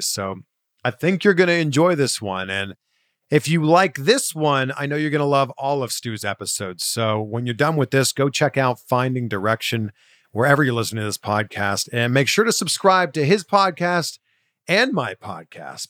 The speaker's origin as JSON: {"language": "English", "town": "Pickering", "region": "Ontario", "country": "Canada", "tie": "born or raised there", "said": "I grew up in Canada, just outside of Toronto, in a town called Pickering, so just east of Toronto"}